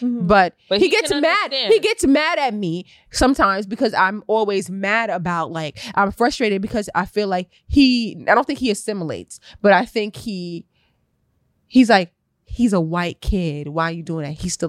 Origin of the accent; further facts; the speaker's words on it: New York City, New York, United States; I'm from Queens.